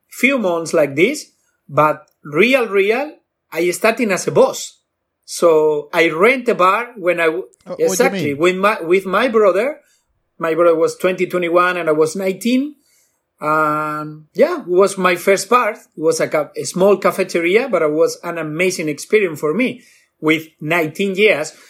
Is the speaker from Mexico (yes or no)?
no; Bilbao, Basque Country, Spain; I'm from Bilbao, Basque Country, the north of Spain.